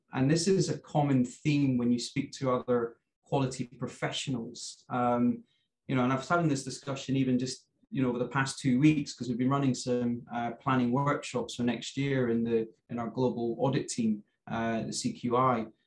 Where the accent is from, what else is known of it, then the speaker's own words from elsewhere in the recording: Scotland, United Kingdom; I'm from Scotland